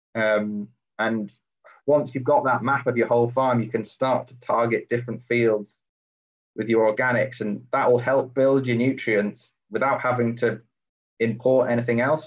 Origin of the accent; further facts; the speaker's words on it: Shropshire, West Midlands, United Kingdom; moved away as an adult; now in East Lothian, United Kingdom; I grew up down in Shropshire um, on a it was actually previously a dairy farm